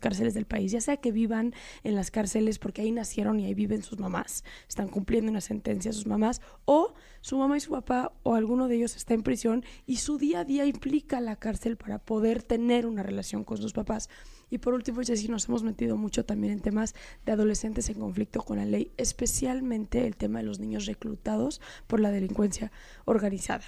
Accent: Mexico; soy mexicana, soy una amante profunda de mi país

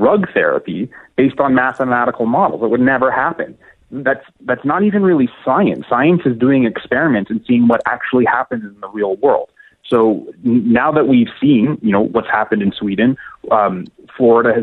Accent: Canada; I'm Canadian

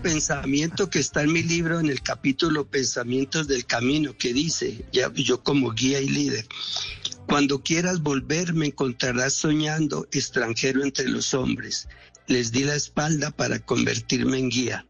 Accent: Armenia, Quindío, Colombia; yo soy cuyabro de Armenia

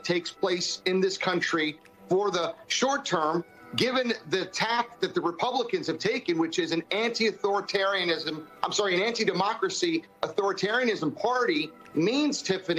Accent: Florida, United States; my home state of Florida

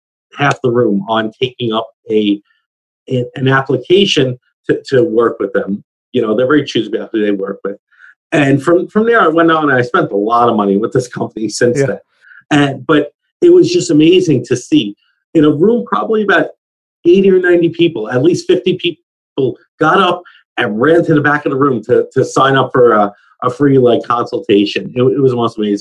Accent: United States; as an American

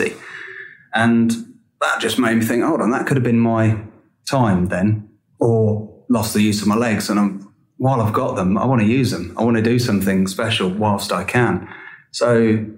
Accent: Peterborough, East of England, United Kingdom; I'm from Peterborough

